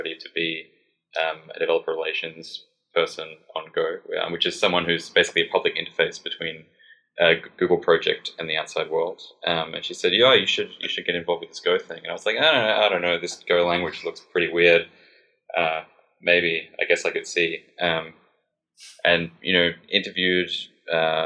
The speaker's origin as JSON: {"language": "English", "country": "Australia", "accent": "Australian", "moved": "yes", "said": "I'm an Australian, as you can probably tell from my bizarre accent"}